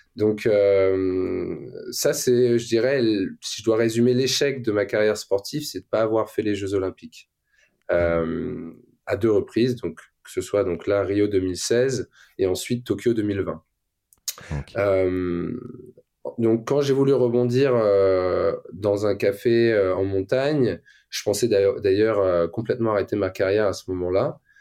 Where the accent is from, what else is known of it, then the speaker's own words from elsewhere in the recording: Le Touquet, Hauts-de-France, France; also born or lived in Luxembourg; je viens du nord de la France, hein, donc je suis né au Luxembourg, je suis arrivé en France à 6-7 ans, euh, il n'y avait pas de montagne euh, dans le Pas-de-Calais.